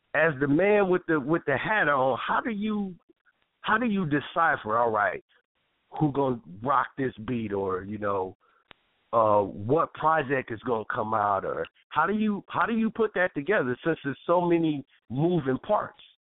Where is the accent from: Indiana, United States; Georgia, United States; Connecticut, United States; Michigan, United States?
Michigan, United States; moved away; also born or lived in Toledo, Ohio; I was from Michigan